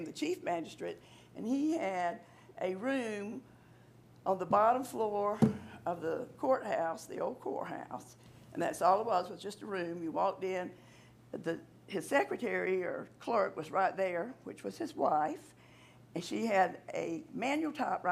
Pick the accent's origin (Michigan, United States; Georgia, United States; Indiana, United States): Georgia, United States; Walthourville; Commissioner Lovett and I grew up together down in Waldotville